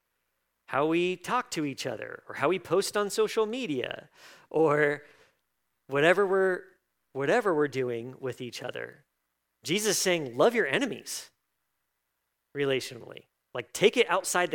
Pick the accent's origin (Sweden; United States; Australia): United States; I am an American